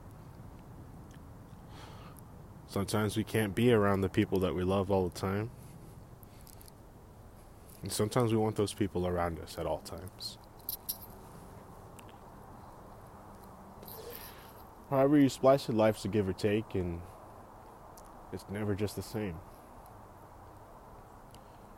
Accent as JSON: {"language": "English", "area": "Bay Area", "region": "California", "country": "United States", "tie": "born or raised there", "said": "Born and raised in the Bay Area, bred here"}